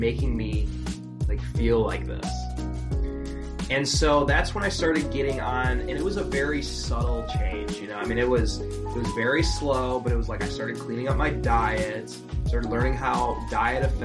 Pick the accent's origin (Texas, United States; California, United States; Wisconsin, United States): Wisconsin, United States; I was from Wisconsin too